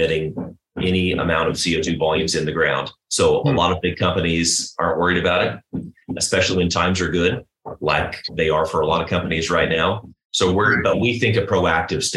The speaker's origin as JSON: {"language": "English", "country": "United States", "said": "as an American taxpayer"}